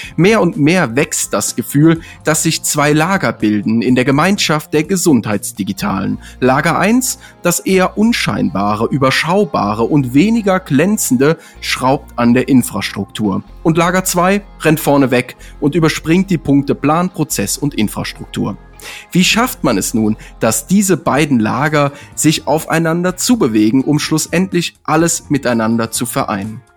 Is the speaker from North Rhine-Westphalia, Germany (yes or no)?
yes; near Cologne, North Rhine-Westphalia, Germany; moved away; ich bin ja gebürtig aus der Ecke da von Köln